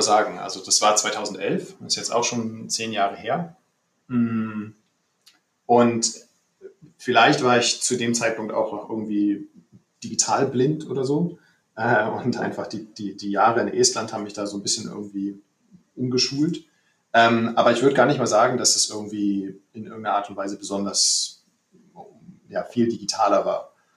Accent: Berlin, Germany; moved away as an adult; now in Tallinn, Estonia; ich bin gebürtiger Berliner

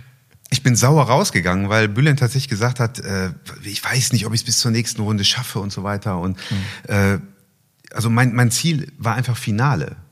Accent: Wuppertal, North Rhine-Westphalia, Germany; Ich komme aus Wuppertal, meine Heimatstadt. Dort geboren, dort werde ich auch leben. Ich lebe

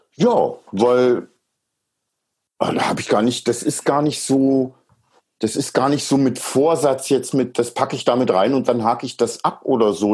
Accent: East Germany, Germany; wir DDR-Bürger

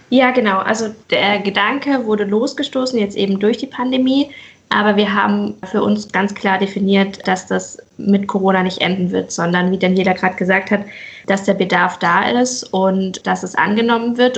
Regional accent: Pforzheim, Baden-Württemberg, Germany; moved away as an adult; now in Mainz, Germany; ich komme ursprünglich aus Pforzheim, genau, und bin Pforzheim. Ah. vor sechs Jahren nach Mainz gezogen

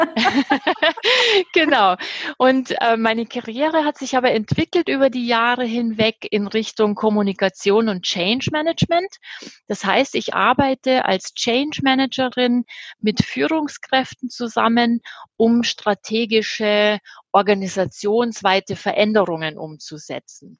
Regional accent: Germany; moved away; Ich bin Deutsche

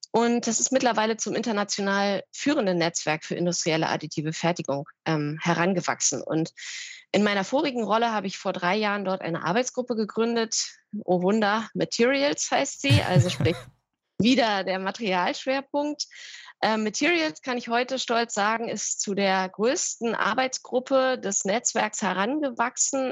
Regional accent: Berlin, Germany; also born or lived in North Rhine-Westphalia; bin deswegen ähm, in meine Heimat Berlin zurückgekehrt

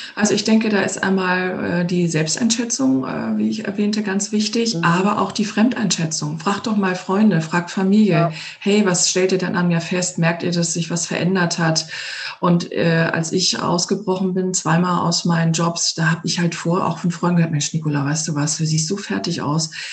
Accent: Hamburg, Germany; moved away as an adult; now in Ovendorf, Germany; aus meiner Heimatstadt Hamburg vor, na jetzt, zweieinhalb Jahren rausgegangen bin

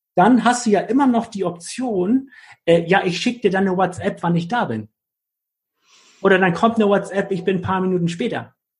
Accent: Hamburg, Germany; als Hamburger Jung

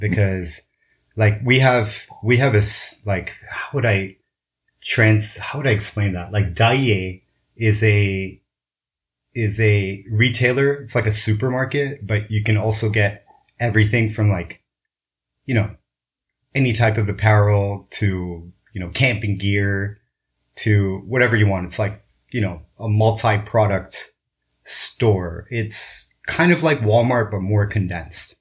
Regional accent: Kobe, Hyogo, Japan; I was born in in Kobe, Japan

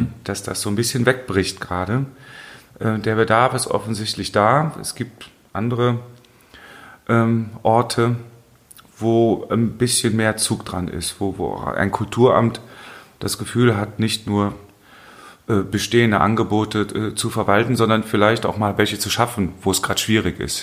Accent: Hennef, North Rhine-Westphalia, Germany; ich bin ähm, aufgewachsen in der Steinstraße bis 76

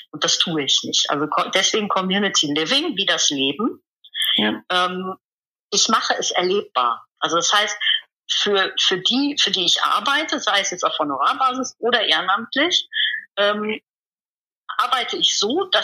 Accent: Rhineland, Germany; Ich komme aus dem Rheinland und hier im Rheinland sagt man eigentlich zu allem, was man nicht genau erklären oder erfassen kann oder definieren kann, Gedöns.

